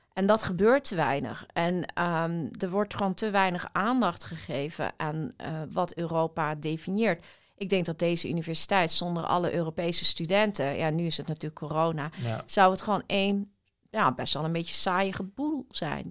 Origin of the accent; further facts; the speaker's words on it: Weert, Limburg, Netherlands; ik ben eh, opgegroeid in Weert. Dat, is, dat ligt in Limburg